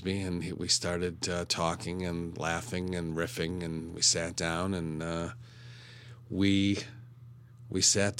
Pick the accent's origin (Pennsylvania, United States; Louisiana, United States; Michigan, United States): Michigan, United States; Detroit; also born or lived in Franklin, Michigan / Boston / New York; I grew up in Detroit.